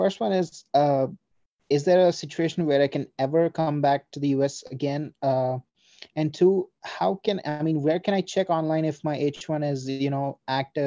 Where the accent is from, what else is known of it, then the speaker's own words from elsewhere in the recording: India; also born or lived in United States; before I came back to my home country, I worked a little while on H-1B for the company